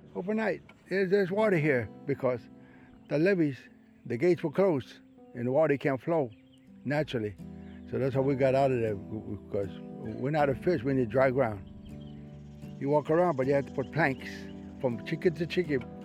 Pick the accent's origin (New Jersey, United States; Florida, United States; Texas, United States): Florida, United States; Everglades tree island; So that's when we moved from Casalapo all the way to that island. And that's where I was born